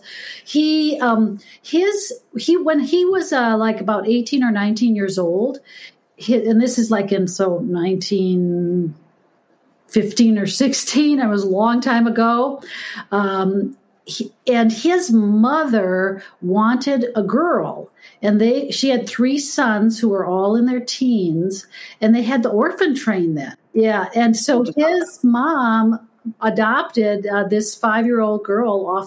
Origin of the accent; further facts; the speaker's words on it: St. Paul, Minnesota, United States; I grew up in St. Paul or the suburbs of St. Paul